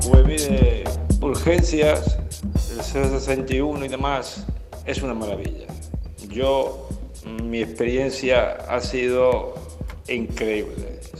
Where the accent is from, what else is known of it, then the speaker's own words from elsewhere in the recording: Andalusia, Spain; uno de los servicios más orgullosos que podemos estar los andaluces en general.